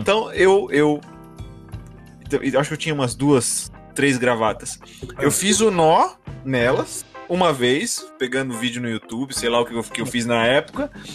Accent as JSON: {"language": "Portuguese", "country": "Brazil", "said": "como bom brasileiro"}